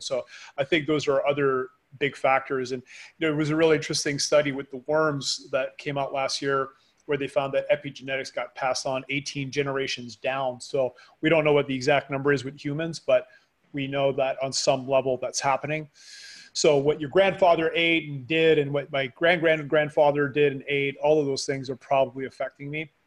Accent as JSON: {"language": "English", "country": "Canada", "moved": "yes", "lives_now": "Panama", "said": "I am a Canadian living in Panama"}